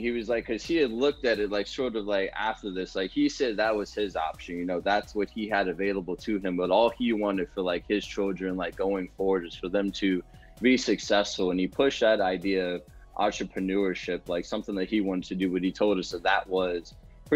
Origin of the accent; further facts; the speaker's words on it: Prince George's County, Maryland, United States; moved away; I'm originally from Maryland, Prince George's County, Maryland. I stayed up there for most of my childhood